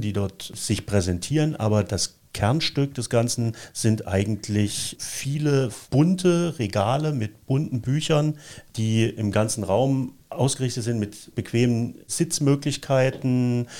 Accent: East Germany, Germany; als ich so in dem Erstlesealter war, mhm. das, äh, zumal in der DDR

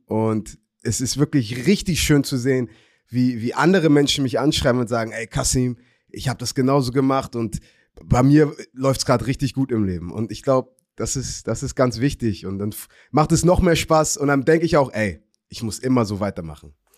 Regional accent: Hamburg, Germany; born or raised there

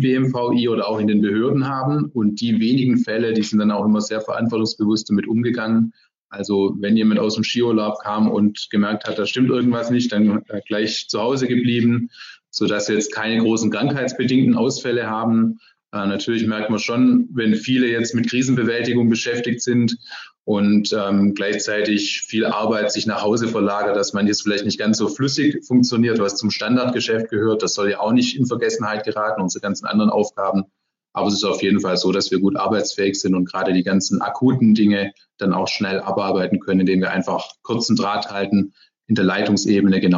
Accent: Ludwigsburg, Baden-Württemberg, Germany; Deshalb bin ich jetzt heute auch in Ludwigsburg, in meinem Heimatort im Wahlkreis.

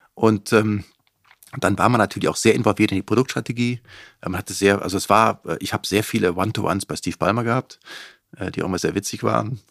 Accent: Cologne-Bonn area, North Rhine-Westphalia, Germany; moved away as an adult; also born or lived in Seattle, United States / Gütersloh, Germany; ich komme aus dem Kölnbronner Raum

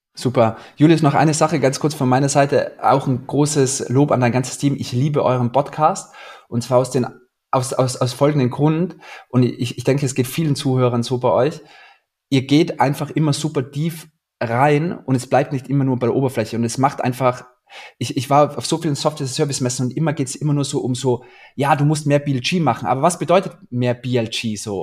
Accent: Austria; now in Berlin, Germany; ich bin Österreicher

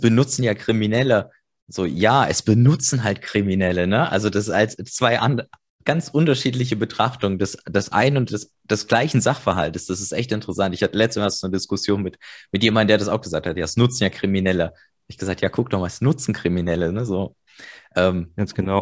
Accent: Germany; ich bin noch in der DDR geboren

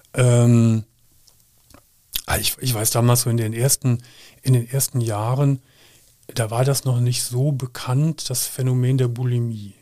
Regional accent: Gummersbach, North Rhine-Westphalia, Germany; moved away as an adult; now in Cologne, Germany; ich komm ja leider aus Gummersbach

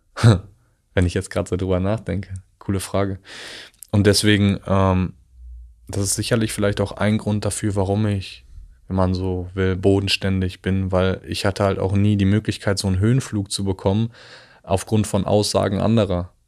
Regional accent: village near the Dutch border, about 15 minutes from Arnhem, North Rhine-Westphalia, Germany; moved away as an adult; also born or lived in Italy; now in Berlin, Germany; bin aufgewachsen im Dorf, das letzte Dorf vor der holländischen Grenze

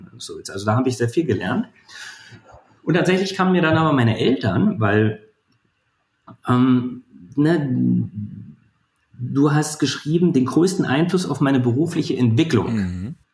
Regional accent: Brandenburg, Germany; born there; in, äh, in der Lausitz, also zwischen Cottbus und Dresden, Brandenburg.

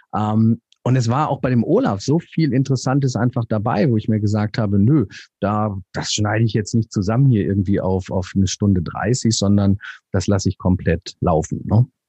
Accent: North Rhine-Westphalia, Germany; moved away; also born or lived in south of Hamburg; Ich bin gebürtiger Nordrhein-Westfale

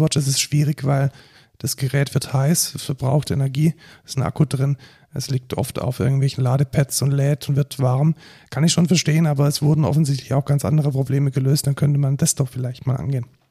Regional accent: Germany; wir als, als äh, Deutsche

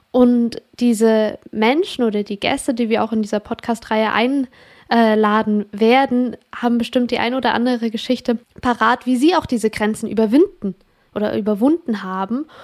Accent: Switzerland; ich komme aus der Schweiz

